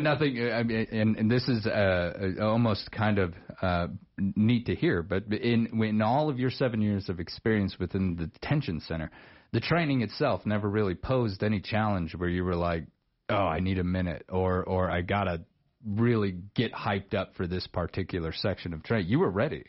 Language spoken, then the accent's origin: English; Star Valley, Wyoming, United States; my old neck of the woods. I grew up over there in Star Valley